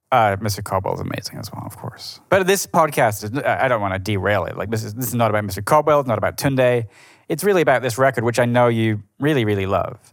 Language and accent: English; Edinburgh, Scotland, United Kingdom; moved away as an adult; now in New York, United States; my hometown in Edinburgh